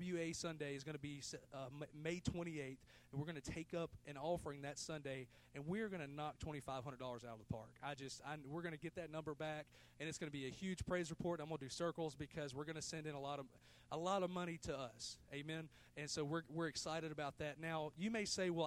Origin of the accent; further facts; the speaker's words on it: United States; I was born in the United States of America